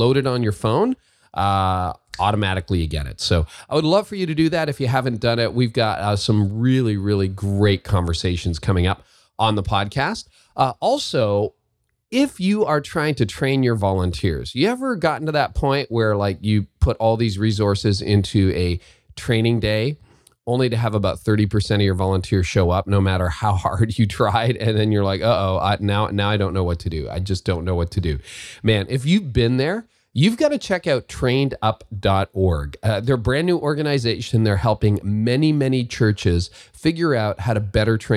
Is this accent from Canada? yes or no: yes; Canada; I say that as a Canadian